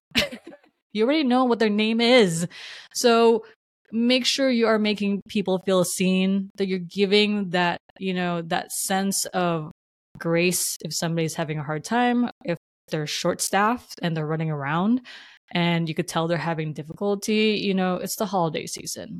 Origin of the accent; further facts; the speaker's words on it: New Jersey, United States; moved away as an adult; now in West Coast, United States; I will always claim Jersey is my home state. I'm so proud to be from New Jersey. It's made me who I am.